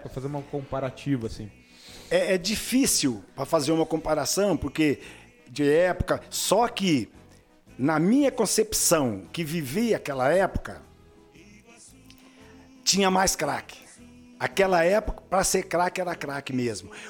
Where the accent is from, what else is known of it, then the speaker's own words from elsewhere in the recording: Brussels, Belgium; now in Brazil; sou, eu sou natural de Bruxelas.